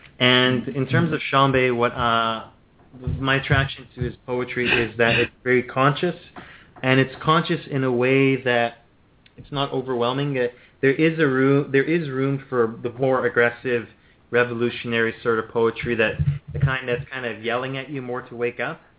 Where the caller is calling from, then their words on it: Ontario, Canada; I'm calling from Ontario in Canada.